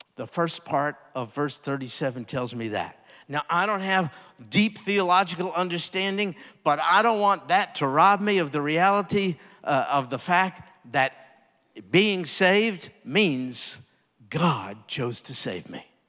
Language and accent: English; United States; being an American and growing up here in, in the United States